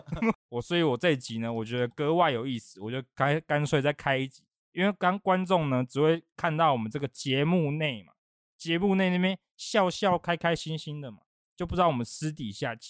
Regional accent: northern Taiwan, Taiwan; moved away; 就因为我是北部人，然后我在台中生活，

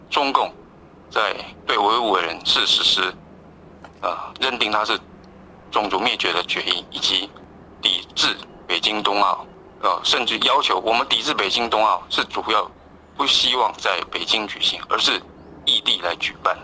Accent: Taiwan; 我们台湾这边

